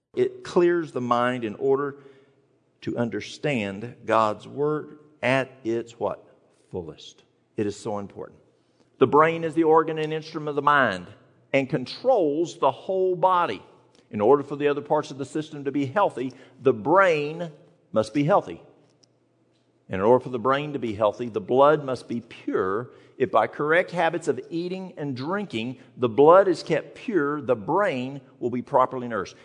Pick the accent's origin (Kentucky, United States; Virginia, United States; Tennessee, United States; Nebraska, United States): Tennessee, United States; East; moved away; I'm from the mountains of East Tennessee